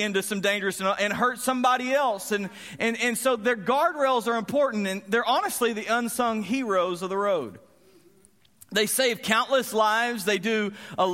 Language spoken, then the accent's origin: English; Graham, Texas, United States; I grew up in Graham, Texas, and I loved my area.